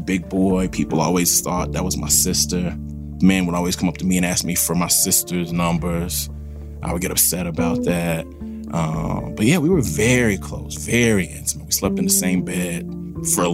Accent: Forest, Mississippi, United States; also born or lived in Jackson, Mississippi / Wisconsin; My early childhood was like partially in Jackson, a little taste in Wisconsin, and most of my memories of my childhood are in Forest, Mississippi

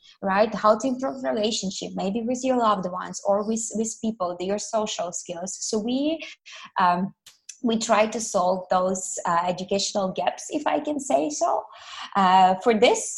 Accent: Ukraine; moved away as an adult; also born or lived in Malaysia; now in Kuala Lumpur, Malaysia; I'm originally from Ukraine, and I moved all the way to Malaysia 7 years ago

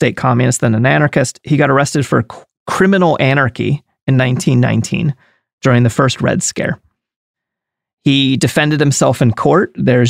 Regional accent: United States; as an American

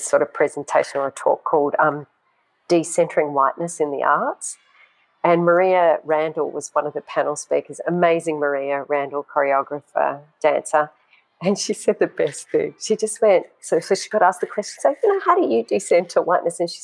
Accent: Sydney, New South Wales, Australia; also born or lived in Tehran, Iran / Doha, Qatar; then we migrated to Australia, and I grew up in Sydney

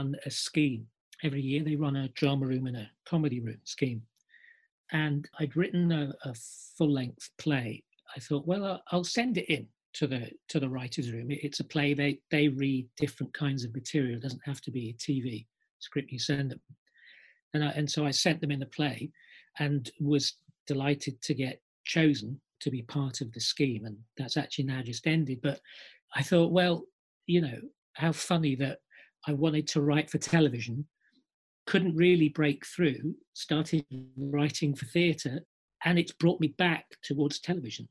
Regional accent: Iraq; moved away; I was actually born in the Middle East. I'm from Iraq. I lived here since the early 1970s.

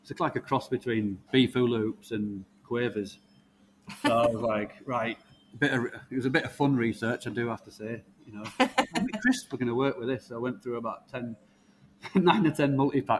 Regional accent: Leeds, Yorkshire and the Humber, United Kingdom; I was born in Leeds, 1985

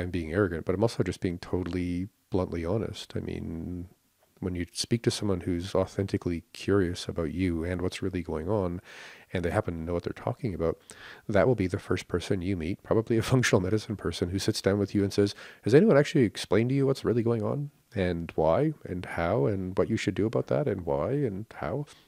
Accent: Canada; we are very entitled and very tight-fisted in Canada

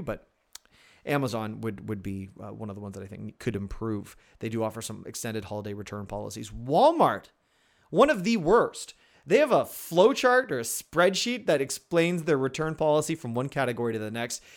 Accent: Canada; I'm Canadian

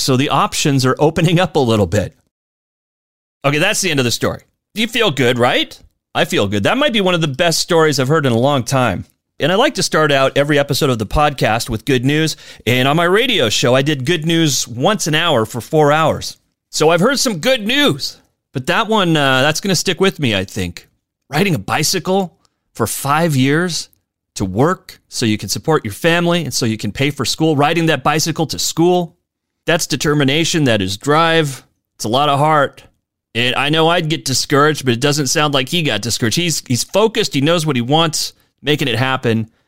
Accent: Spokane, Washington, United States; here in my hometown of Spokane.

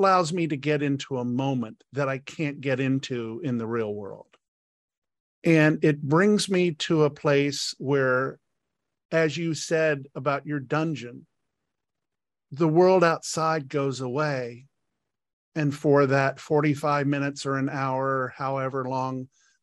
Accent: Washington, District of Columbia, United States; I was brought up in Washington, D.C. society

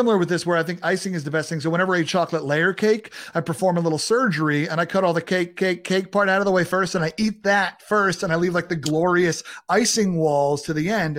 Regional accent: Long Island, New York, United States; Growing up in New York, on Long Island

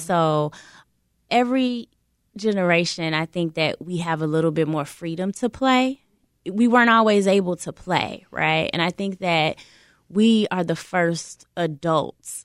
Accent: Chicago, Illinois, United States; being a Chicagoan

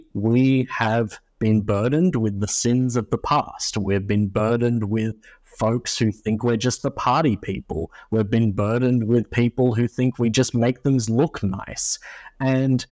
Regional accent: Australia; moved away as an adult; now in United States; my home country of Australia

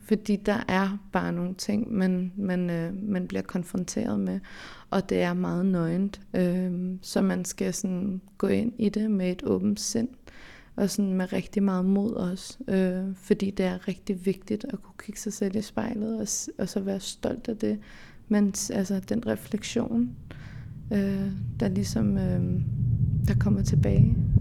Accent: Denmark; så er jeg jo fra Danmark, kan man sige. Jeg øh, er opvokset her

